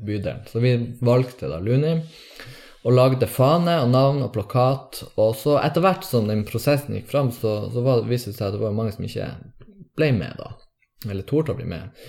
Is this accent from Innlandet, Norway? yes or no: no; Tromsø, Troms, Norway; also born or lived in Bergen; Jeg er fra Tromsø, ja. Tromsdalen.